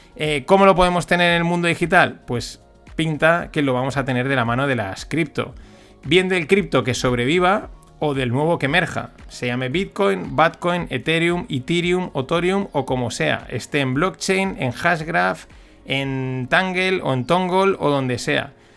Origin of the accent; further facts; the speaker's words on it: Spain; como buen español